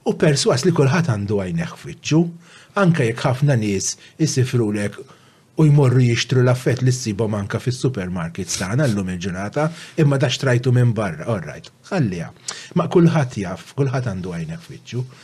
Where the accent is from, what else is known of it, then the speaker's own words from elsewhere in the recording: Malta; also born or lived in Żebbuġ; Jiena meta iddeċidejt li nibqa' Malta